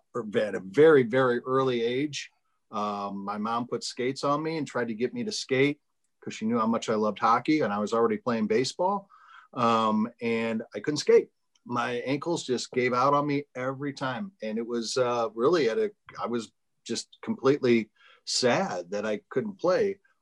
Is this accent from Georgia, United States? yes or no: no; St. Louis, Missouri, United States; born and raised in St. Louis